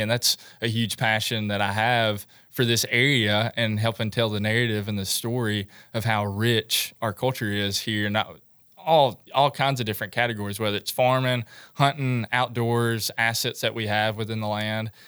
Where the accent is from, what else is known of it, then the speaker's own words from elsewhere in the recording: Milan, Tennessee, United States; also born or lived in Murfreesboro, Tennessee; I was born and raised in Milan, Tennessee.